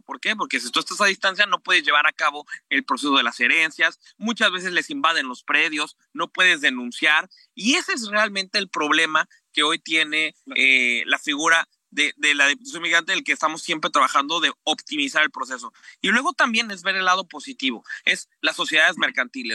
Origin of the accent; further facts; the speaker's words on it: Mexico; moved away as an adult; now in New York, United States; Como un mexicano viviendo seis años en Nueva York